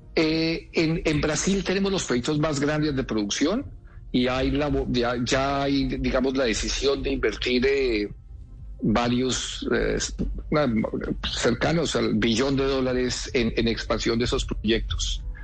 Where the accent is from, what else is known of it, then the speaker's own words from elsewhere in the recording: Colombia; Yo como colombiano